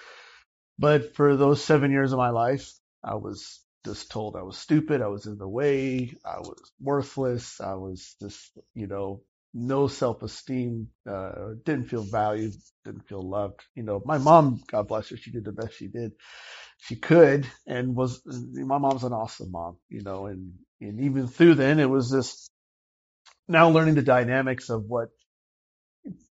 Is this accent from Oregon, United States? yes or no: no; Miami, Florida, United States; moved away as an adult; also born or lived in Austin, Texas / Round Rock, Texas / Clovis, New Mexico; now in Hope Mills, United States; I was born and raised in Miami, Florida